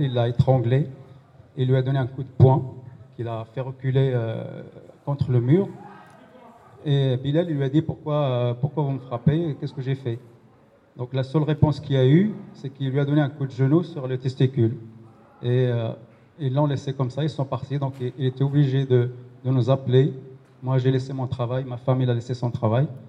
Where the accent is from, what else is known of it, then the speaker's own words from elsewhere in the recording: Pantin, Île-de-France, France; on est des Pontinois